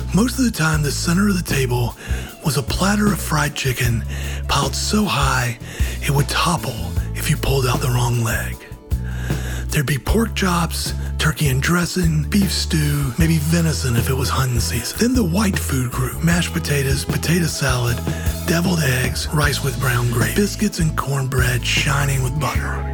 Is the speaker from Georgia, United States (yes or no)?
yes; Georgia, United States; my home state of Georgia